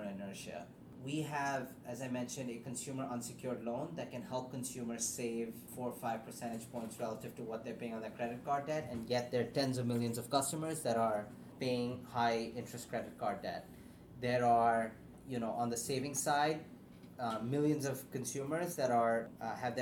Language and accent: English; Pakistan; moved away; growing up in Pakistan